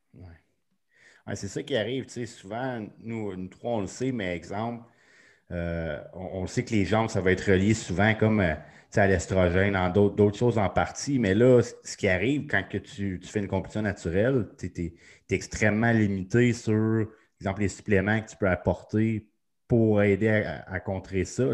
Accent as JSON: {"language": "French", "town": "Sainte-Agathe-des-Monts", "region": "Quebec", "country": "Canada", "tie": "born or raised there", "said": "c'est là que j'ai grandi"}